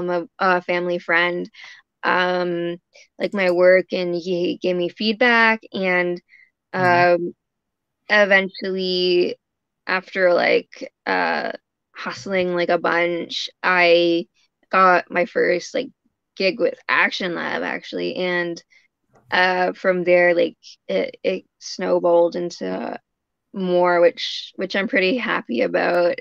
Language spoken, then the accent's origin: English; Canada; I'm a Canadian comic illustrator.